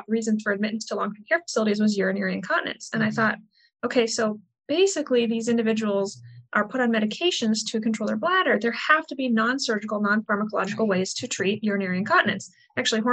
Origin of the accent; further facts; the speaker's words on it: Midwest, United States; I'm from the Midwest, born in the Midwest, raised in what I consider to be a very healthy family